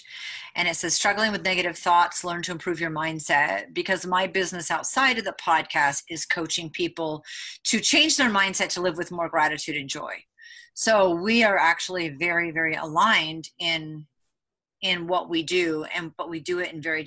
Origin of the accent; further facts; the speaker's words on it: Rhode Island, United States; I grew up in Rhode Island, and very Italian and Portuguese